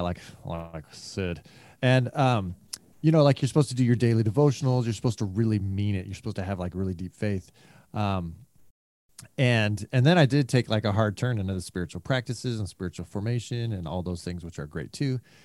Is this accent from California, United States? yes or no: yes; Bay Area, California, United States; moved away; also born or lived in Chicago; I was raised in California in the Bay Area